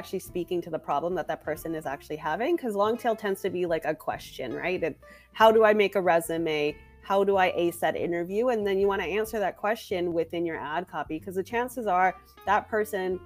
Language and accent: English; Canada; I'm Canadian